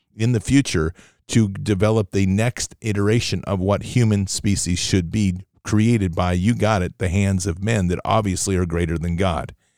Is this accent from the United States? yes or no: yes; Oregon, United States; Oregon, my home state